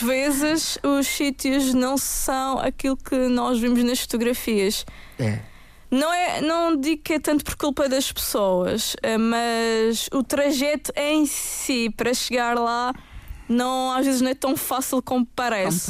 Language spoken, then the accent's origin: Portuguese; Madeira, Portugal; Eu própria, como madeirense